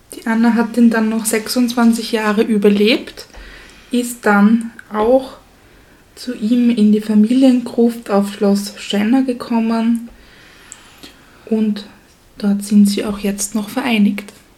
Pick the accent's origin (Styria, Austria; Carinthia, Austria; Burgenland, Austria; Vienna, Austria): Styria, Austria; wir als Steirer